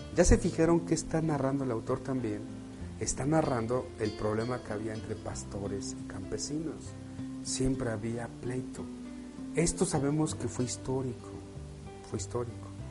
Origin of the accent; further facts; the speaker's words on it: Mexico; Nacimos en México, estamos aquí y nos tocó nacer aquí.